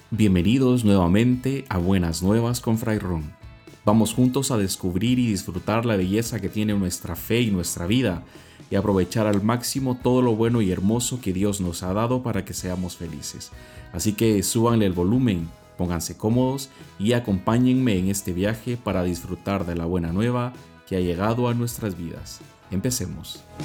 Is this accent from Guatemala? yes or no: yes; Guatemala; moved away; soy fraile dominico y soy de Guatemala